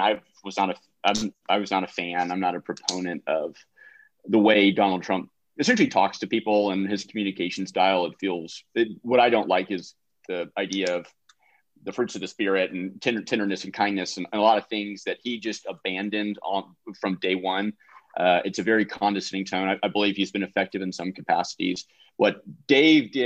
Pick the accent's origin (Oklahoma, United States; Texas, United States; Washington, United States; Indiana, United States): Texas, United States; Austin; moved away as an adult; also born or lived in North Carolina; I was from Austin, Texas